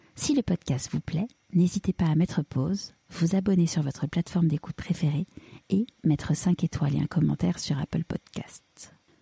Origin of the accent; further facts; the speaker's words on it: Paris, Île-de-France, France; j'ai grandi à Paris